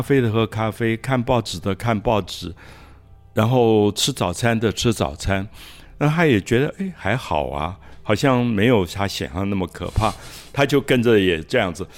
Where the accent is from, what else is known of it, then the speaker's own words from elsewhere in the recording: Taiwan; also born or lived in Paris, France; 我自己在台湾长大